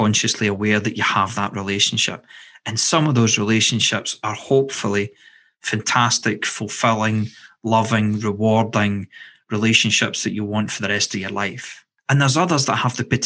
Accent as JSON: {"language": "English", "region": "Scotland", "country": "United Kingdom", "said": "I'm from Scotland"}